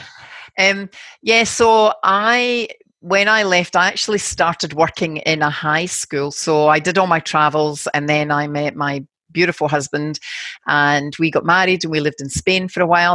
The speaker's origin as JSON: {"language": "English", "town": "Glasgow", "region": "Scotland", "country": "United Kingdom", "moved": "yes", "lives_now": "Sydney, Australia", "said": "I'm from Glasgow and very working class background"}